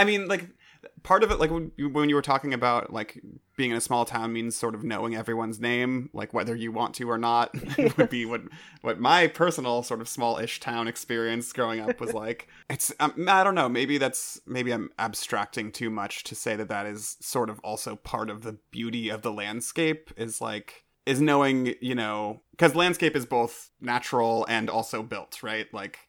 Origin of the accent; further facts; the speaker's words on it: California, United States; because I'm from California, and I've lived here my entire life